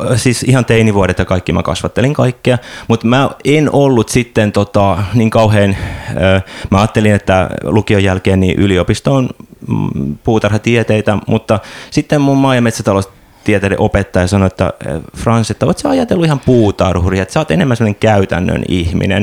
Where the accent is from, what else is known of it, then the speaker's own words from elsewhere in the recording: Tampere, Pirkanmaa, Finland; moved away; mä Tampereelta kotoisin